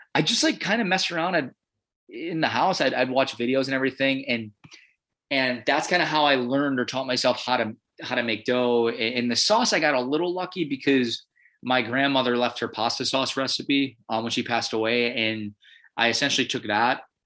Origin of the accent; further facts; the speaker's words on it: Illinois, United States; also born or lived in Chicago / Milwaukee, Wisconsin / Minneapolis, Minnesota; now in Portland, United States; I'm from Illinois